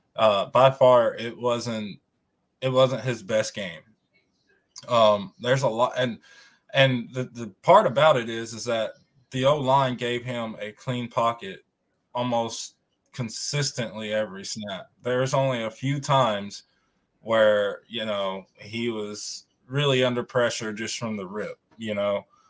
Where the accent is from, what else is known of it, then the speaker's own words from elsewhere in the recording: Tennessee, United States; I'm from Tennessee